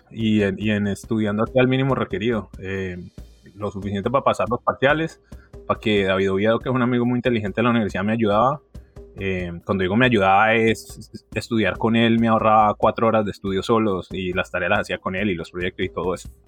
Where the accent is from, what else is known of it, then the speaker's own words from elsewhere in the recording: Cali, Valle del Cauca, Colombia; soy de Cali, mi mamá es de Armenia, mi papá es samario de Santa Marta.